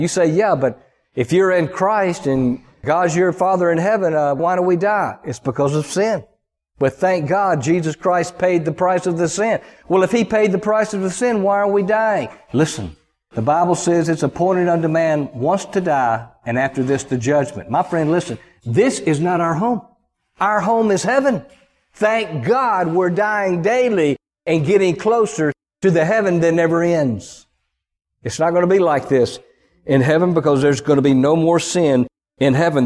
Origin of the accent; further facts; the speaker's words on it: the American South, United States; accent: Southern; I grew up in the Southern culture. People are, for the most part, people are nice from where I grew up down in the country